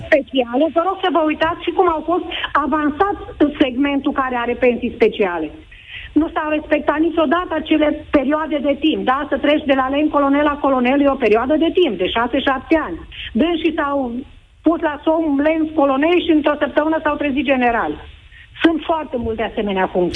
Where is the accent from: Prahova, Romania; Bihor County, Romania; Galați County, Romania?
Bihor County, Romania; Oradea; sunt din Oradea